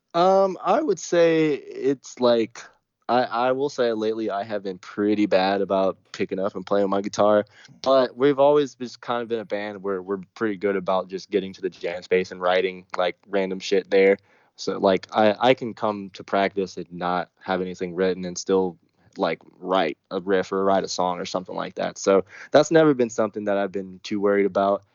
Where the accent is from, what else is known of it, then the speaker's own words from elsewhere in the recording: Texas, United States; the South, man. I'm from Texas